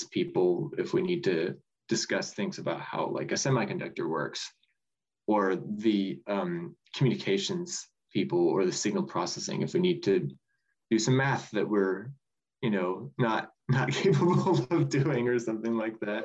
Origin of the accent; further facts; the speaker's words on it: Cortland, Nebraska, United States; I'm originally from Cortland, Nebraska, which is just a tiny little town kind of in southeast Nebraska.